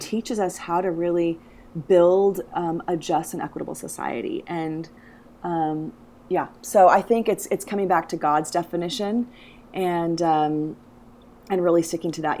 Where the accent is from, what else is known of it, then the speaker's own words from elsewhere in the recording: United States; I'm American